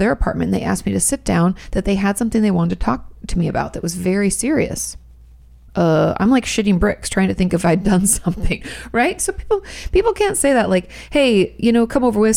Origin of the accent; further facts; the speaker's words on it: United States; I'm from America